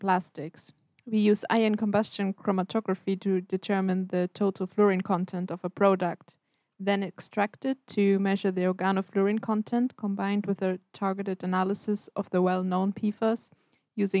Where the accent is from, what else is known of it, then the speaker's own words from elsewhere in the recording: Germany; moved away as an adult; now in Stockholm, Sweden; I'm from Germany.